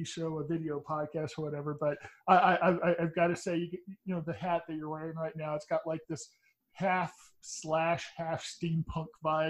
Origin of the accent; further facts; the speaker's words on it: Texas, United States; I'm from Texas, but I'm from the part of Texas that nobody realized still exists, and everybody in my area of Texas pretty much is it's pretty much MAGA country.